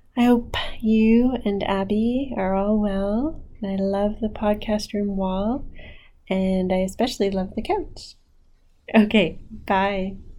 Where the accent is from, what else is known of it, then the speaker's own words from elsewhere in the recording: Ottawa, Ontario, Canada; I was born and raised in Ottawa